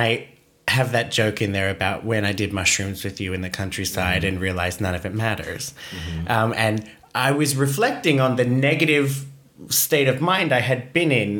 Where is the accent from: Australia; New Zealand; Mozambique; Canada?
Australia; I'm Australian